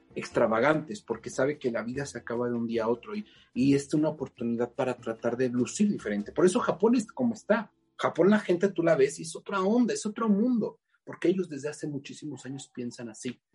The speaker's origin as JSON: {"language": "Spanish", "country": "Mexico", "said": "como mexicanos no reconozcamos"}